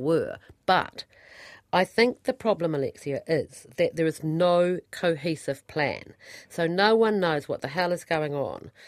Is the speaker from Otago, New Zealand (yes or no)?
yes; Central Otago, New Zealand; moved away; I come from Central Otago